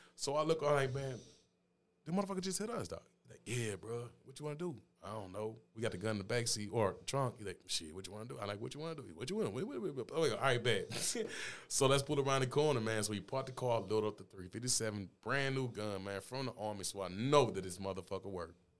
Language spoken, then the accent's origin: English; St. Louis, Missouri, United States; I grew up in Fountain Place